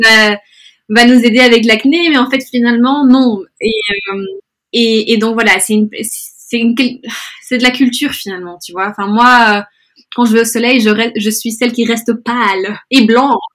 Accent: Brussels, Brussels-Capital Region, Belgium; also born or lived in Spain; now in London, United Kingdom; je suis espagnole d'origine, mais je suis née à Bruxelles, donc je suis un peu moitié espagnole, moitié belge

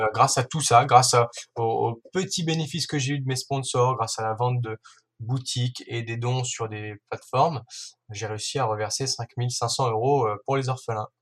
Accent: Ain, Auvergne-Rhône-Alpes, France; moved away as an adult; also born or lived in Savoie; je suis de l'Ain

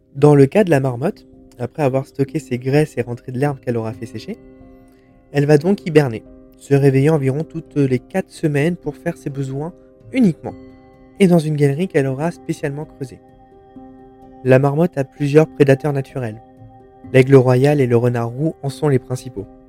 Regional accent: France; chez nous, en France

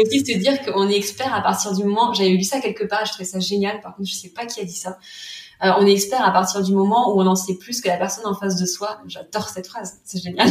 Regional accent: Vendée, Pays de la Loire, France; moved away as an adult; also born or lived in Nantes; Je venais de Vendée et euh, je voulais absolument voilà vivre et travailler à Nantes

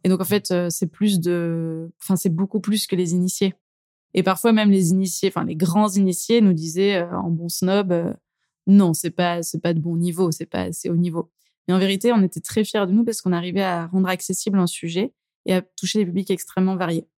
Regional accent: Drôme, near Valence, Auvergne-Rhône-Alpes, France; now in Lyon, France; Alors je suis de la Drôme exactement, plutôt près de Valence, mais je me suis effectivement rapprochée du coup de, là où j'ai grandi.

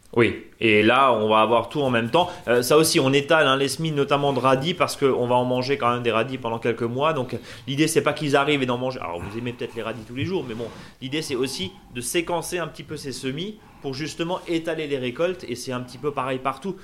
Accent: Alsace, Grand Est, France; chez nous en Alsace

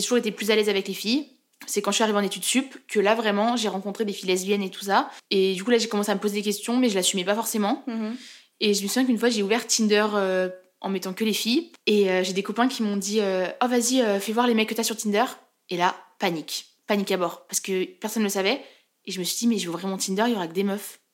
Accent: Chamonix, Auvergne-Rhône-Alpes, France; moved away as an adult; now in Lyon, France; je viens de Chamonix, donc euh, dans les Alpes, où il y a le Mont Blanc

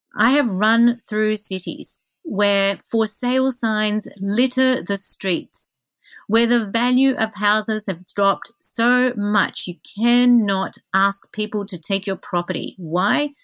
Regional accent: Australia; I'm Australian.

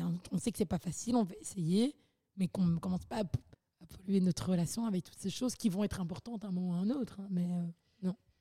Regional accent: Belgium; j'ai grandi vraiment à la Belge

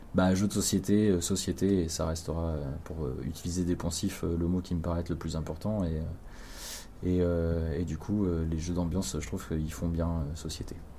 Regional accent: Cherbourg, Normandy, France; une boutique de jeux à Cherbourg là où j'ai grandi

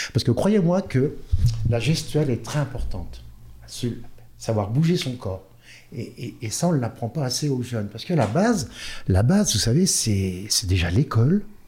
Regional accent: Orléans, Centre-Val de Loire, France; moved away; also born or lived in Nantes; je viens d'Orléans. Je suis né à Orléans et ben j'ai commencé mes, j'ai fait mes premières armes à Orléans

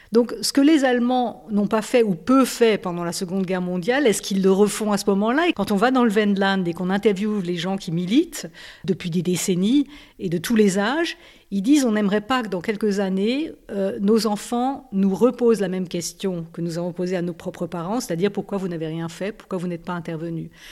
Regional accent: Alsace, Grand Est, France; now in Germany; Je viens d'Alsace, il y a une centrale dans ma région

